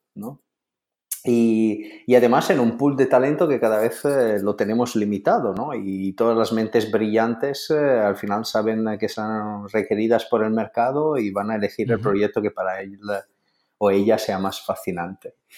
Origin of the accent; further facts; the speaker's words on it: Italy; siendo italiano